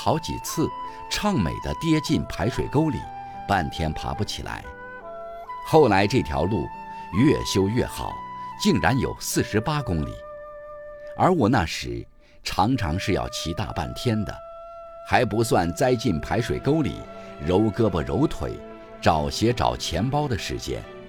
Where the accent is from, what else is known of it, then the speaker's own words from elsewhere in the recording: Zhen'an, Shaanxi, China; 当我在西安以南的大山深处镇安县出生时，其实距离县城还很远。那里许多人甚至一辈子都没进过城。我的出生地是松柏乡。那时叫松柏公社，父亲在那里当公务员。